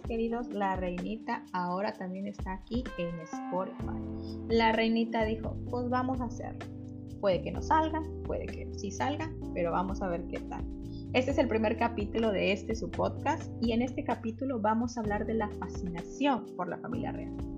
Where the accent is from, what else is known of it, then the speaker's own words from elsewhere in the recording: Mexico; Yo soy de México